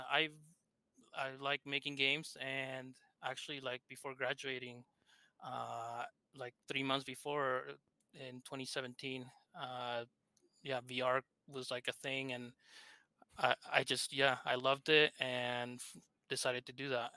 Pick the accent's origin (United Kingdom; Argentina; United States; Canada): Argentina; accent: thick accent; English is a second language; I'm from Argentina, hence my thick accent